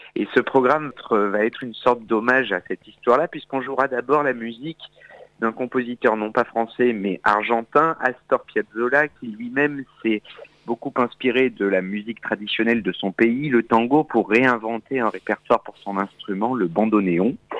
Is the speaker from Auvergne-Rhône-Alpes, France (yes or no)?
yes; Auvergne-Rhône-Alpes, France; also born or lived in Châteauroux; now in Paris, France; Je suis né en Auvergne